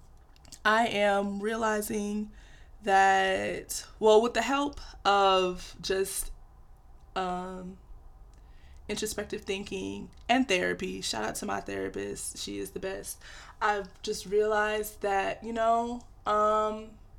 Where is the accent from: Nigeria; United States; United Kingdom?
Nigeria; I'm Nigerian, and any Nigerian kid knows, like, our parents have these high, high, high expectations for us